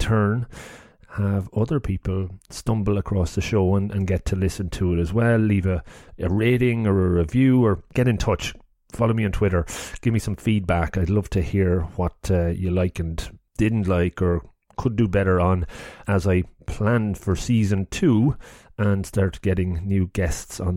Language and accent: English; Longford, County Longford, Ireland; now in Cork, Ireland; I'm from Longford